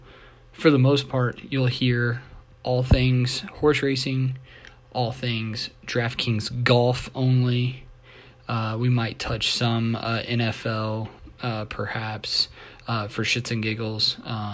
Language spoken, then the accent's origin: English; Louisville, Kentucky, United States; I'm from Louisville, Kentucky. I am 30 years old, born and raised here.